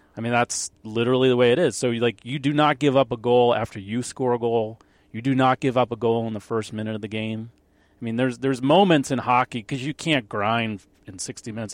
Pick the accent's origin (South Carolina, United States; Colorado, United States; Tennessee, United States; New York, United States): New York, United States; Long Island; I grew up on Long Island